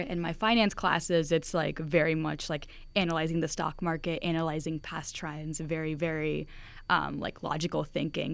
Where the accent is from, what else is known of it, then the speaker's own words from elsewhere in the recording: United States; having immigrant parents here at the States